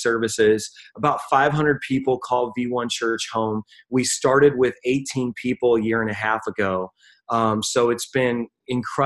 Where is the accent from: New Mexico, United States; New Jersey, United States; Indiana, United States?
Indiana, United States; Northwest; moved away as an adult; also born or lived in Queens, New York; now in New York City, United States; I'm originally from Indiana, and I moved from Northwest Indiana